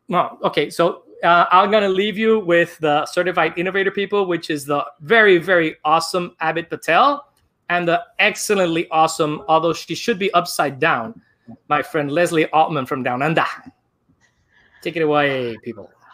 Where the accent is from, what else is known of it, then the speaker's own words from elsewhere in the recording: Barranquilla, Atlántico, Colombia; now in New York City, United States; I am actually from Barranquilla, Colombia